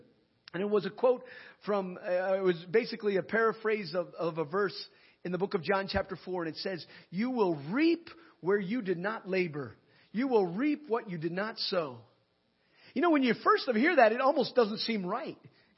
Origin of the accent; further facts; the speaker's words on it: Nigeria; When I was growing up in Nigeria, as an MK, a missionary kid, my father was a missionary and grew up in Nigeria.